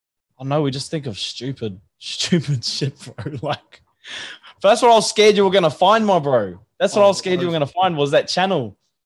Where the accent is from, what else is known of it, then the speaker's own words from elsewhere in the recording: Brisbane, Queensland, Australia; also born or lived in Canberra / Sydney; Yeah, bro, yeah. I was born in Brisbane, and then I did a little bit in Canberra and Sydney, and then moved back up here in like 2003, bro.